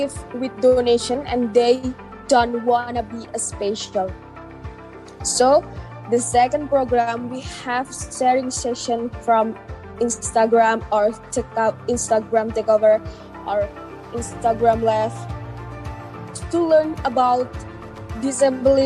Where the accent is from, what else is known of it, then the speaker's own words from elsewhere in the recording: Indonesia; from Indonesia